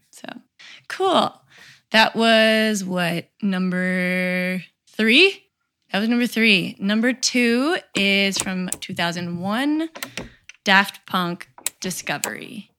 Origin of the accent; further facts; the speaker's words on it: Tennessee, United States; I'm from Tennessee